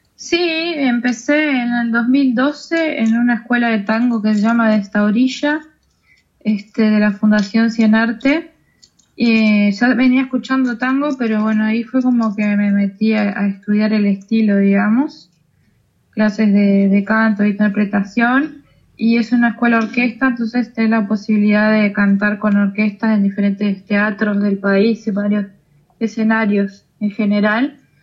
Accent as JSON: {"language": "Spanish", "town": "Colonia del Sacramento", "region": "Colonia", "country": "Uruguay", "tie": "born or raised there", "also_born_or_lived": "Carmelo", "moved": "as an adult", "lives_now": "Montevideo, Uruguay", "said": "Soy nací en Carmelo. Eh, la parte de la adolescencia vivía en Colonia de Sacramento"}